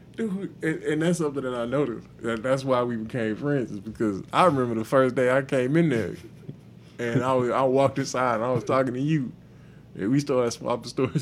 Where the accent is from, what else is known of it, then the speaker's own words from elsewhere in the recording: Houston, Texas, United States; I'm from Houston